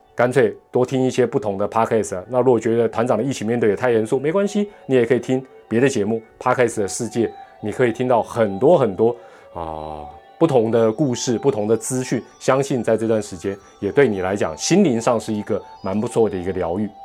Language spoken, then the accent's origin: Chinese; Taiwan; 这个钱给我们台湾人自己赚